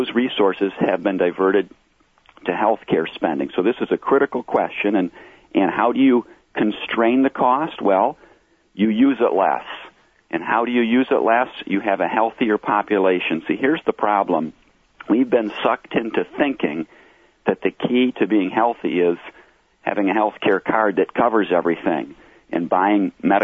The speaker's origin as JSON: {"language": "English", "town": "Flint", "region": "Michigan", "country": "United States", "said": "I'm originally from Flint, so I'm from a core city"}